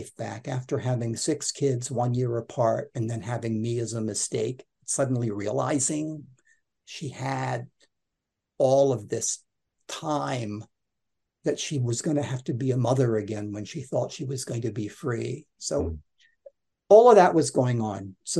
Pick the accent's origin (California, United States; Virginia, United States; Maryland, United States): Maryland, United States; Baltimore; And as a result of that, I didn't have a Baltimore accent. Because growing up in Baltimore, I mean, it was almost like having a Cockney accent in the UK.